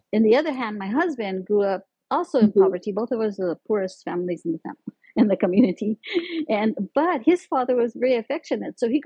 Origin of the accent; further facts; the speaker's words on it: Montezuma, New Mexico, United States; also born or lived in Arizona / Pueblo, Colorado; I grew up in Montezuma, New Mexico. That's like about 20 miles north of Las Vegas, New Mexico, up in the mountains